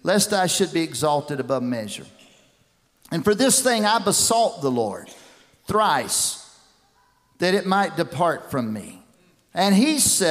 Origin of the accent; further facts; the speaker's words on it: West Tennessee, United States; I grew up down here in West Tennessee